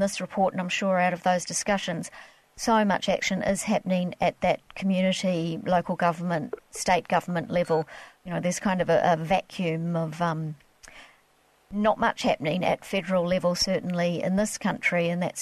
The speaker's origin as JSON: {"language": "English", "region": "Queensland", "country": "Australia", "said": "I'm actually from Queensland and worked for the Sunshine Coast Council"}